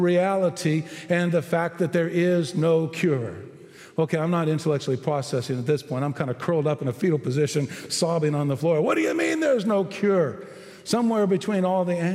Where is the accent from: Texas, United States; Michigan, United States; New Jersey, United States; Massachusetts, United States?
Texas, United States; I'm a Texan